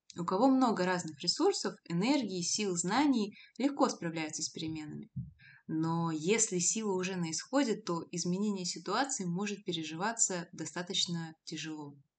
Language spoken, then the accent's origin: Russian; Abakan, Khakassia, Russia; moved away as an adult; also born or lived in Novosibirsk; из Новосибирска в родной город Абакан